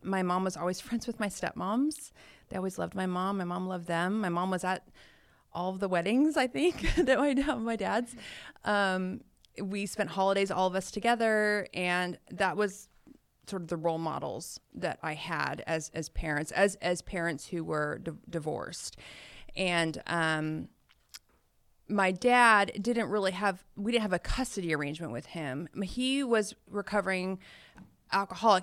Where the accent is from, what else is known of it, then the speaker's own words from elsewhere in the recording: Roseville, California, United States; also born or lived in Orange County, California / Citrus Heights, California; I was three when they split up, and then we moved to Roseville